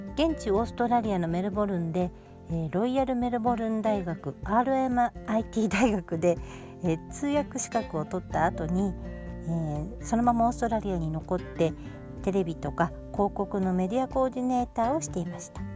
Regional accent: Kyushu, Kumamoto, Japan; moved away; also born or lived in Hiratsuka, Kanagawa / Melbourne, Australia; 神奈川県の平塚市で生まれて九州の熊本で育ちました

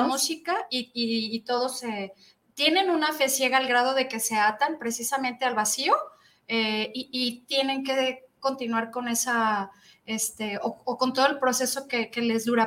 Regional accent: Mexico; soy mexicana

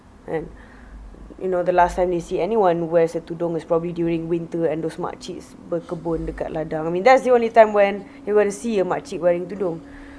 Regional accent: Malaysia; now in Japan; I wear tudung and I'm actually Malaysian, but they hear me like I'm an orang kampung.

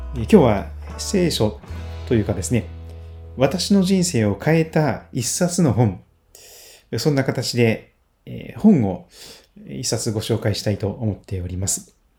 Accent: Kochi, Japan; 四国の高知県、高知市で生まれ育って

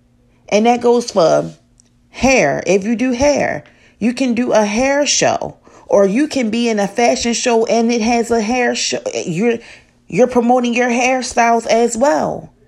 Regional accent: Baltimore, Maryland, United States; I'm from Baltimore

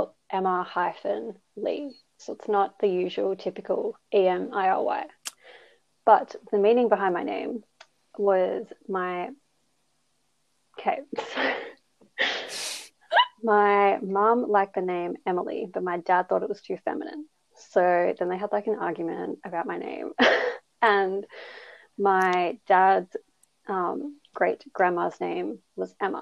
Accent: Melbourne, Victoria, Australia; I grew up in Melbourne, Australia, same as Eliza and Sarah

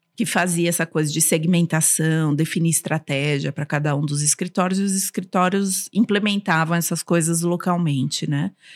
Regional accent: São Paulo, Brazil; first language Armenian; Portuguese is a second language; e eu cresci na comunidade armênia aqui em São Paulo

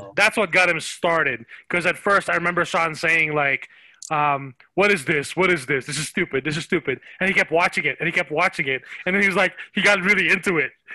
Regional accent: Philippines; now in United States; when I was growing up in the Philippines, Dragon Ball Z was huge, and when we when we migrated to the U.S. 20 years ago

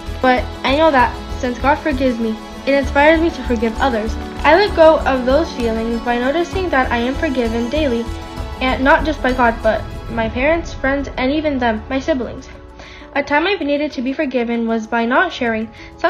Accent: Puerto Rico; I'm from Puerto Rico

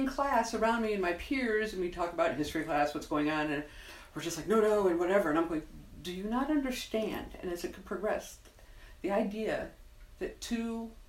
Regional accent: Western New York, United States; born or raised there; moved away as an adult; also born or lived in Indiana / Vernon Valley, New Jersey / Ocean City, Maryland; now in San Antonio, United States

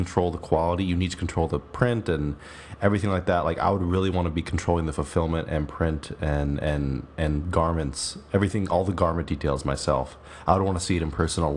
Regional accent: New York, United States; I was born in New York

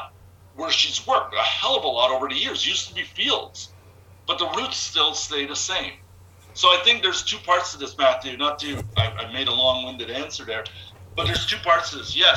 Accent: Montreal, Quebec, Canada; now in Toronto, Canada; I'm from Montreal originally, whatever. But so I've moved to Toronto back in 1990s

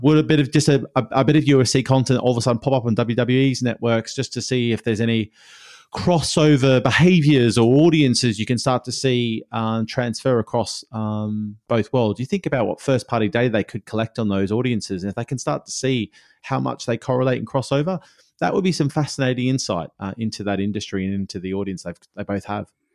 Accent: Australia; born or raised there

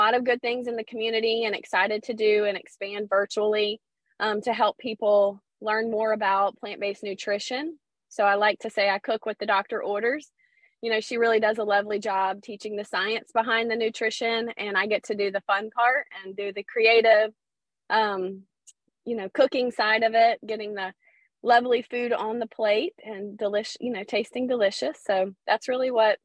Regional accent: Pensacola, Florida, United States; I'm from Pensacola, Florida

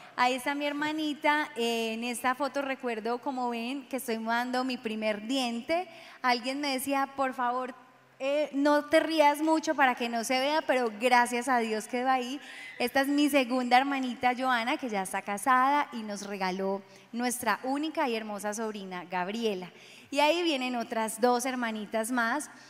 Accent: Medellín, Antioquia, Colombia; born or raised there; also born or lived in Cesar

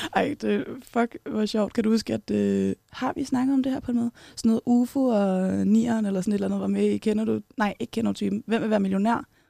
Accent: Kerteminde, Southern Denmark, Denmark; also born or lived in Copenhagen; now in Aarhus, Denmark; jeg er vokset op på, eller i Kærteminde på Fyn

